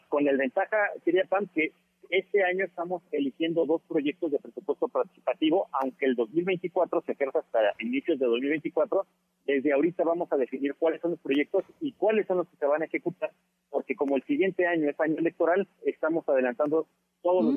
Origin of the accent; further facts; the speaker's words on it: Mexico; como buenas mexicanas y buenos mexicanos que somos